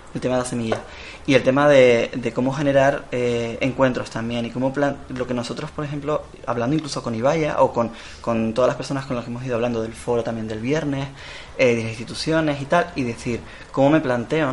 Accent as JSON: {"language": "Spanish", "town": "León", "region": "Castile and León", "country": "Spain", "moved": "yes", "lives_now": "Tenerife, Spain", "said": "vengo yo de León, de la zona de León"}